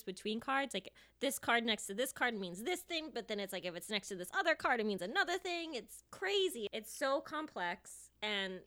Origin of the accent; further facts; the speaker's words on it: United States; accent: American; my American accent